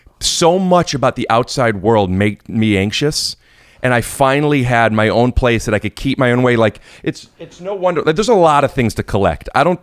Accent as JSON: {"language": "English", "town": "Cleveland", "region": "Ohio", "country": "United States", "said": "Ohio. Cleveland."}